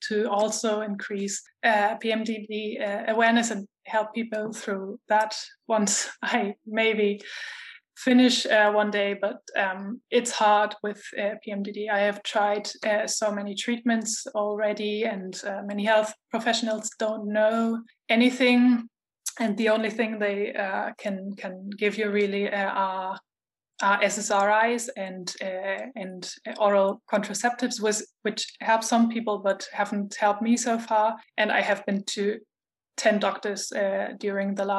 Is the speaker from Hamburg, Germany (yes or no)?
yes; Hamburg, Germany; moved away as an adult; also born or lived in Argentina / Spain; now in Stuttgart, Germany; I'm from Germany, originally from Hamburg. And I live in Stuttgart, but I also have lived in Argentina and in Spain.